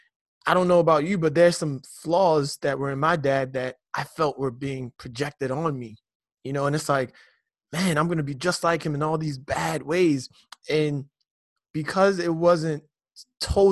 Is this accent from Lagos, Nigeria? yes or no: yes; Lagos, Nigeria; I grew up in Nigeria.